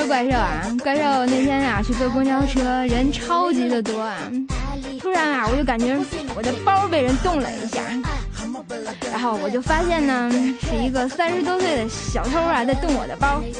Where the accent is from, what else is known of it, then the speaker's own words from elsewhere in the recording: Tianjin, China; 有我们天津人作证呢，